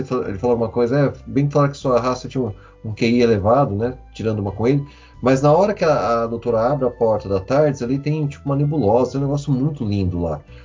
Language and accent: Portuguese; interior of São Paulo, Brazil; sou do interior de São Paulo